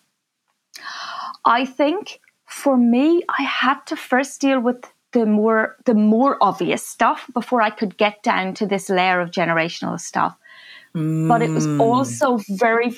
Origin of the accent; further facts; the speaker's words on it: Ireland; moved away; my family, we came from Ireland